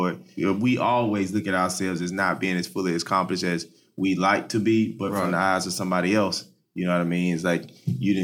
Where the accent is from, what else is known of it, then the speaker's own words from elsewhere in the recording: Atlanta, Georgia, United States; also born or lived in Miami; now in Orlando, United States; I'm from Atlanta, so... the vibe there in Atlanta is a lot different from it is here